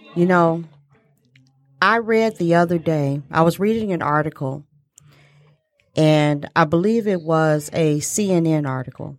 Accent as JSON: {"language": "English", "town": "Detroit", "region": "Michigan", "country": "United States", "tie": "born or raised there", "said": "growing up in Detroit"}